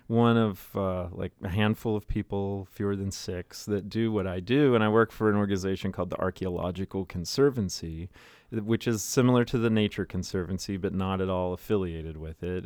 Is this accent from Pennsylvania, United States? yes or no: yes; Greencastle, Pennsylvania, United States; moved away as an adult; now in Frederick, United States; growing up in South Central Pennsylvania